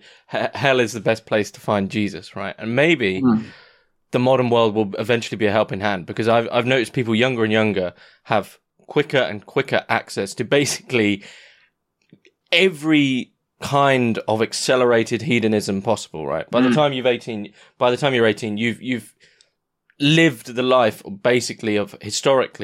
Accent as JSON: {"language": "English", "country": "United Kingdom", "said": "as a Brit"}